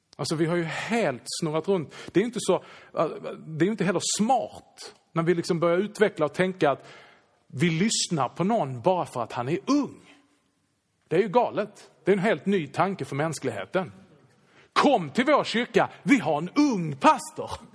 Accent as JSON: {"language": "Swedish", "country": "Sweden", "said": "vi är ju svenskar."}